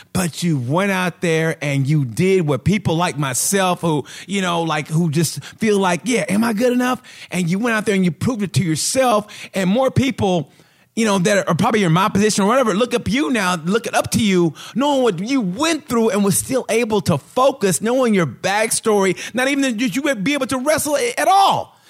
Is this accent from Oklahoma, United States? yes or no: yes; Oklahoma, United States; I grew up in Oklahoma